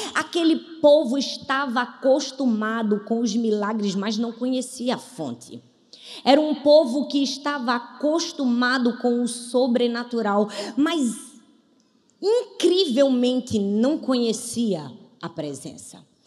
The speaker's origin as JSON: {"language": "Portuguese", "country": "Brazil", "said": "como brasileiros"}